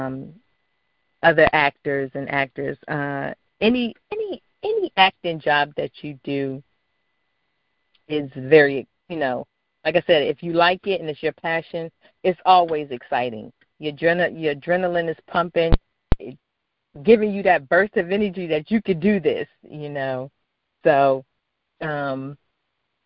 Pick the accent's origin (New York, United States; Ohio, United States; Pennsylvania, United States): Pennsylvania, United States; Philadelphia; growing up in Philadelphia